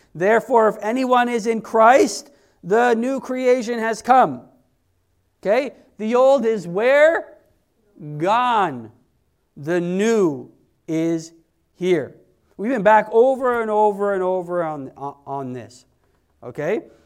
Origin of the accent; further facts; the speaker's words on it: Canada; we're Canadian